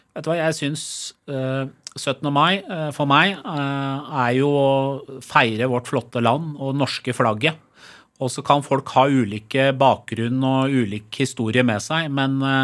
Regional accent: Skotselv, Buskerud, Norway; also born or lived in Tehran, Iran; jeg vokste opp i Skotselva, liksom på bygda, litt utafor Drammen

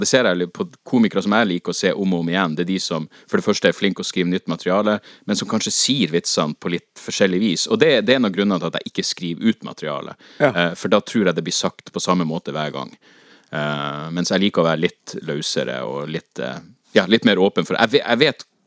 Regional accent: Northern Norway, Norway; å være nordlending

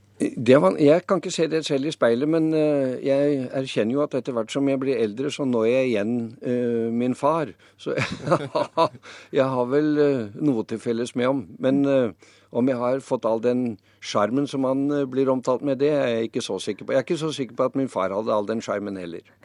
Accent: Lillehammer, Innlandet, Norway; jeg vokste opp på Lillehammer, så langt vekk fra havet som mulig

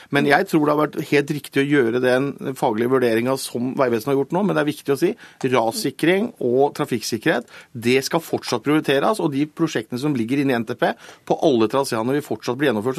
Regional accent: Telemark, Norway; jeg er, fra Telemark

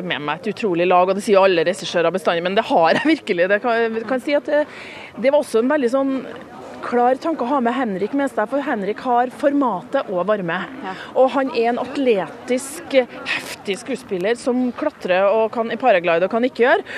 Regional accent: Trøndelag, Norway; jeg som trønder

